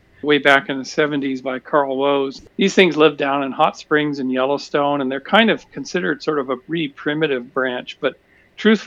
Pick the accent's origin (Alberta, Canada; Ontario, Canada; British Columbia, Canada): British Columbia, Canada; I grew up in British Columbia